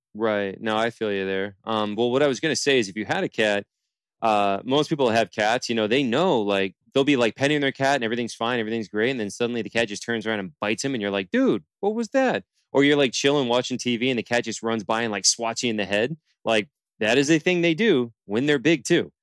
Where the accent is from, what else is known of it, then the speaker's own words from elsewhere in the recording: Palm Bay, Florida, United States; now in Fort Lauderdale, United States; I'm from Palm Bay is where I'm born and raised